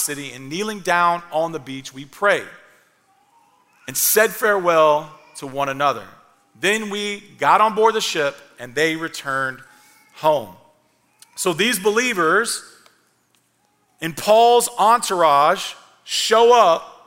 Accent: Clarksville, Tennessee, United States; moved away as an adult; also born or lived in Kentucky; I wanted to move back to Clarksville, my hometown

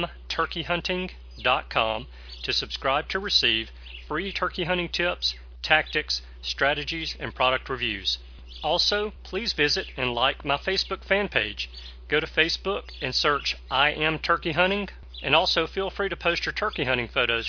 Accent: Alabama, United States; I'm from Alabama.

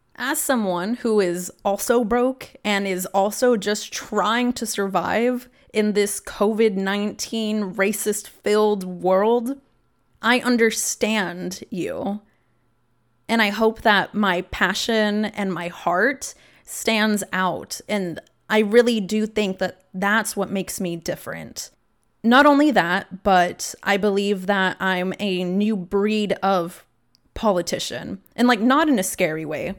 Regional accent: Texas House District 35, United States; growing up in Texas, House District thirty-five

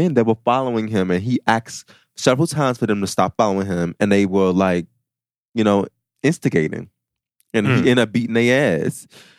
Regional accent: Chicago, Illinois, United States; like I'm fucking from Chicago and I'm smacking my motherfucking chest because I mean it.

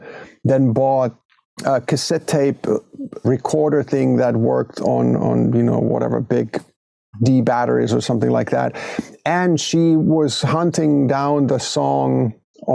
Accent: Hinnerjoki, Southwest Finland, Finland; moved away as an adult; the first, 19 years of my life, I lived in a small village called Hinnerjoki in southwestern Finland

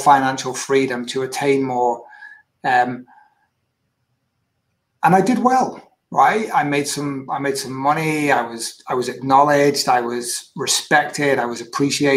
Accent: Manchester, North West England, United Kingdom; I was born and raised in UK, northwest of the UK, born in Manchester, and went to school not too far from Manchester, about 40, 50 miles away

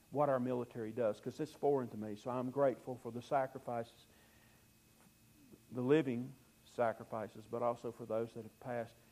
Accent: Fairhope, Alabama, United States; born there; I was born in Fairhope, and so for years I spent my summers in Fairhope.

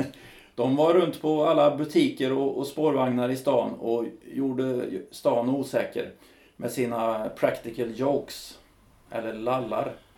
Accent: Karlstad, Värmland, Sweden; uppe i Karlstad där jag kommer ifrån

